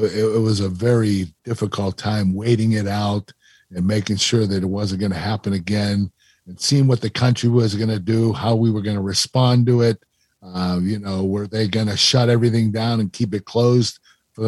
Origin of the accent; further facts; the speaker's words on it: Pittsburgh, Pennsylvania, United States; I was in my hometown, Pittsburgh